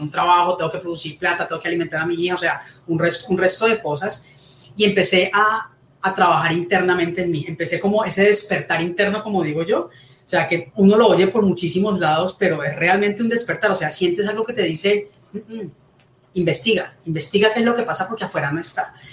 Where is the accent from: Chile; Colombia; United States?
Colombia; bueno, soy colombiana, tengo 51 años